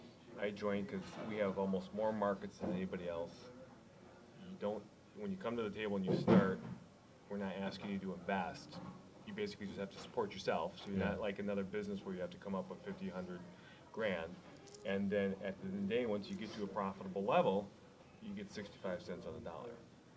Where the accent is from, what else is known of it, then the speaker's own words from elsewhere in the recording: Midwest, United States; we're from the Midwest.